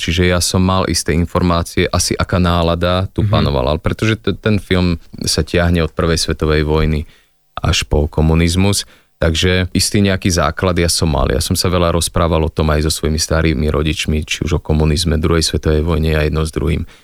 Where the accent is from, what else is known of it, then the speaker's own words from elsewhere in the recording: Slovakia; keď som Slovák, že tak to využíme, že tak budem hovoriť teda len slovensky